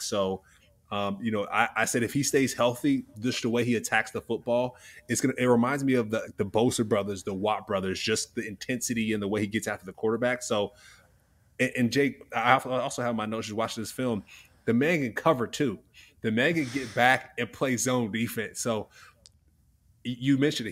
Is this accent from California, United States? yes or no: yes; California, United States; I was born in California